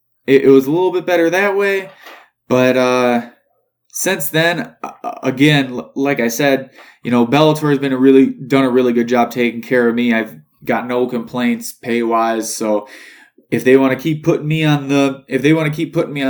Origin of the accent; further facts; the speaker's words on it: Beloit, Wisconsin, United States; my hometown of Beloit